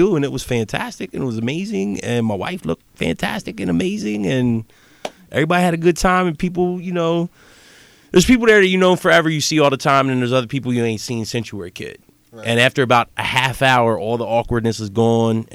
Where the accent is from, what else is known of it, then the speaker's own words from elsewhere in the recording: Lancaster, Pennsylvania, United States; we come from Lancaster City. We went to this school.